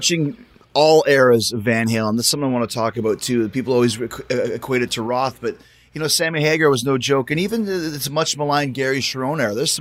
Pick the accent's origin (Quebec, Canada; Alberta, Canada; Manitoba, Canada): Manitoba, Canada; Winnipeg; I grew up in Winnipeg